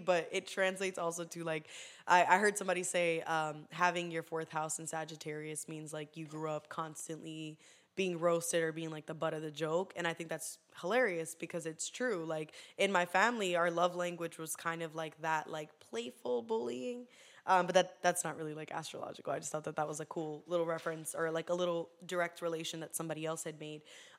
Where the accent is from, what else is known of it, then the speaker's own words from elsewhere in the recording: Poinciana, Florida, United States; also born or lived in Puerto Rico; I was born in Puerto Rico. I came to Florida at turning 8. I lived in Poinciana for a year, and then I moved to like Hunter's Creek, and then from there we moved to back to Poinciana